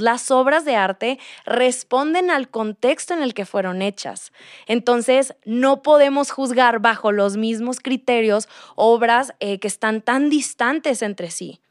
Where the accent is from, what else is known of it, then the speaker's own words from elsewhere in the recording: Monterrey, Nuevo León, Mexico; moved away as an adult; now in Mexico City, Mexico; soy de Monterrey y me vine a vivir a Ciudad de México como hace un año y medio